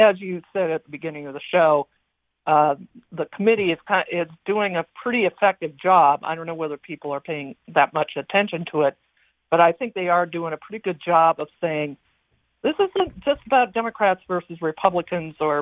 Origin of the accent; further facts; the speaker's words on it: the West, United States; now in Avon, United States; I grew up out west